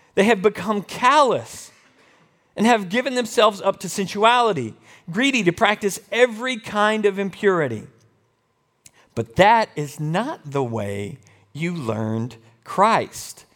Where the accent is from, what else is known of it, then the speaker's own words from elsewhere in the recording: United States; I am an American.